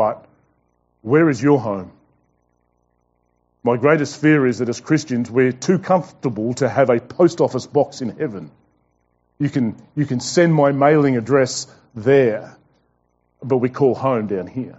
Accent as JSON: {"language": "English", "region": "Tasmania", "country": "Australia", "moved": "yes", "lives_now": "Brisbane, Australia", "said": "We are not from Brisbane. We're from Tasmania"}